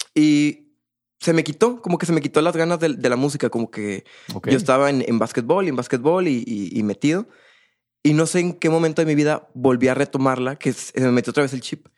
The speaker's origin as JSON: {"language": "Spanish", "town": "Monterrey", "region": "Nuevo León", "country": "Mexico", "tie": "born or raised there", "also_born_or_lived": "Poza Rica, Veracruz", "said": "Yo nací en Poza Rica, Veracruz. Mi papá es de Monterrey, mi mamá es de allá. Yo nazco allá, pero nos venimos a, vivir aquí a Monterrey"}